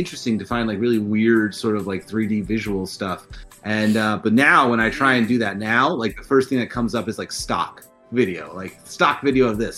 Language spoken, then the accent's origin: English; New Jersey, United States; My family is all from North Jersey, and I grew up in South Jersey